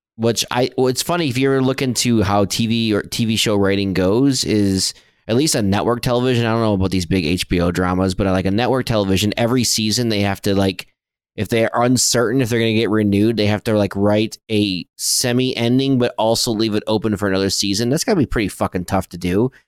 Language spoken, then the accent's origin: English; Flint, Michigan, United States; I grew up in Flint, Michigan